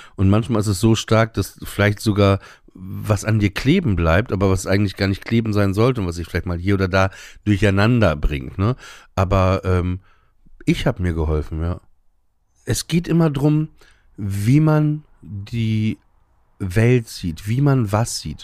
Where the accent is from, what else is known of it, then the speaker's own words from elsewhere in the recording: Emsland, Lower Saxony, Germany; im Emsland, wo ich aufgewachsen bin